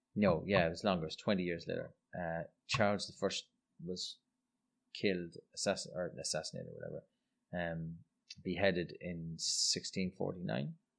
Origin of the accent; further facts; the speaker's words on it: Ireland; I'm Irish